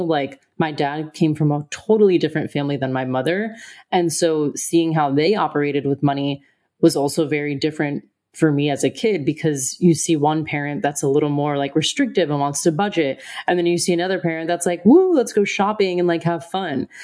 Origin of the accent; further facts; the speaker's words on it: United States; moved away; I'm from America.